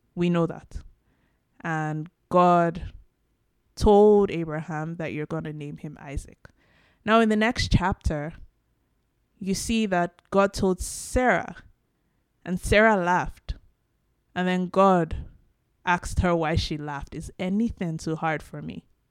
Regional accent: Nigeria; now in Canada; Now, I'm Nigerian. I'm African from Nigeria, the Yoruba tribe specifically

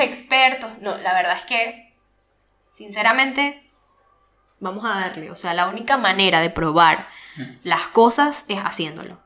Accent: Venezuela; moved away; ambos somos venezolanos y nos fuimos del país

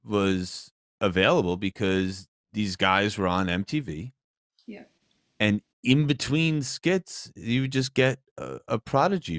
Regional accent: New Jersey, United States; I'm also from New Jersey

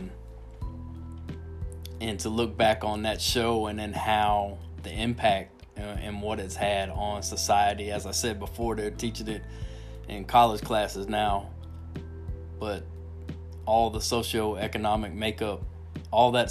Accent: Miami, Florida, United States; moved away; I grew up in Miami, Al, and it was a single mom and food stamps, government cheese

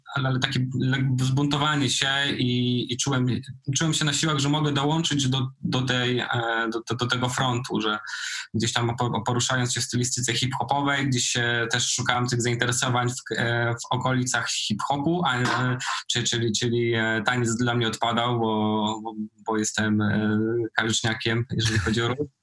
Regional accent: Nowa Sól, Lubusz Voivodeship, Poland; moved away; also born or lived in Poznań; oryginalnie jestem z podziemnej góry, z Nowej Soli.

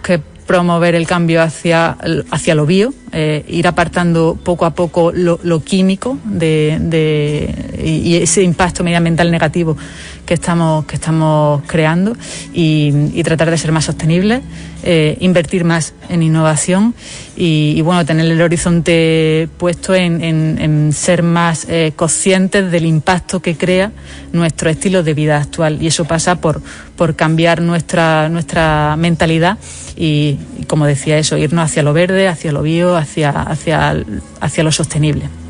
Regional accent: Spain

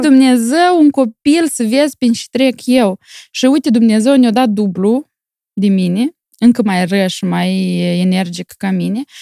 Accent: Moldova; now in Milan, Italy; Eu sunt mândră că sunt moldoveancă

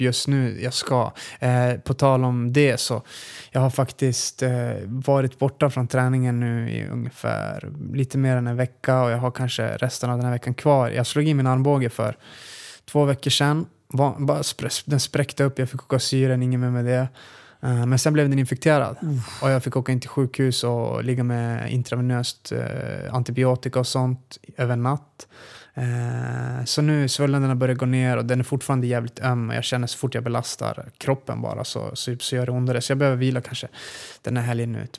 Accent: Luleå, Norrbotten County, Sweden; now in Västerås, Sweden; jag är född och uppvuxen i Luleå faktiskt

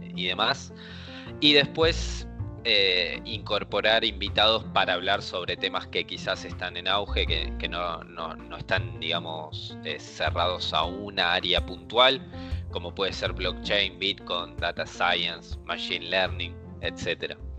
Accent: Argentina; nosotros dos somos de Argentina

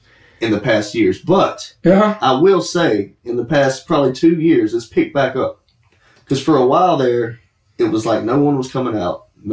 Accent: Kingsland, Georgia, United States; I am from Kingsland, Georgia. I don't know anyone in your area.

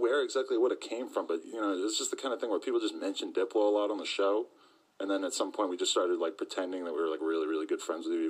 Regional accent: New Hampshire, United States; I'm from New Hampshire.

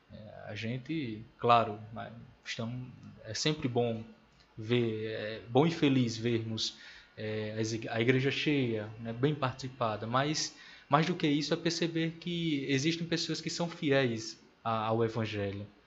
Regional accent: Natal, Rio Grande do Norte, Brazil; moved away; nasci e me criei em Natal

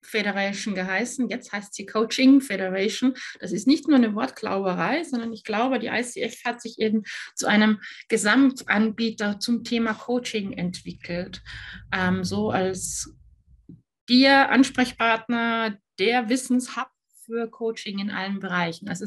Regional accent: Austria; now in Germany; Und ich bin Österreicherin, die in Deutschland lebt und arbeitet.

